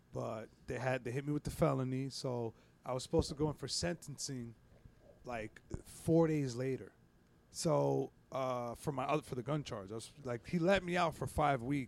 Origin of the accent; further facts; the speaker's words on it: New York, United States; I was from New York